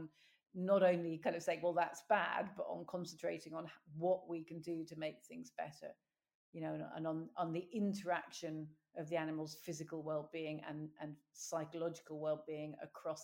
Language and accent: English; London, United Kingdom; moved away; I was brought up in South London